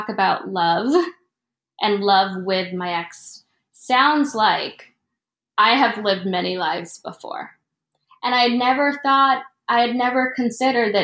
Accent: Florida, United States; moved away as an adult; also born or lived in Philippines; now in New York, United States; I was born in the Philippines and I grew up in Florida, and I'm only in New York because of school

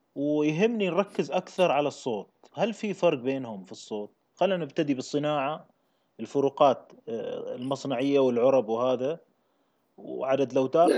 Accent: Kuwait; انا ككويتي

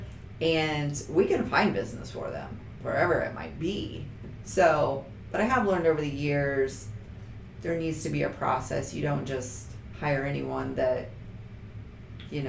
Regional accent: Henry County, Indiana, United States; I grew up in Henry County

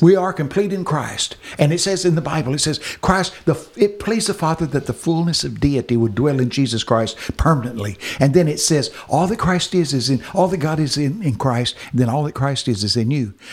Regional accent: Texas, United States; I'm from Texas

